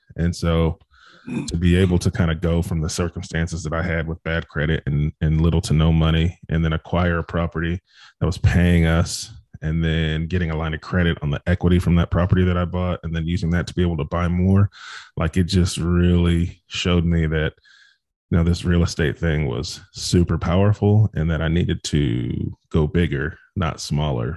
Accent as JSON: {"language": "English", "town": "Bakersfield", "region": "California", "country": "United States", "tie": "born or raised there", "said": "I grew up in Bakersfield, California"}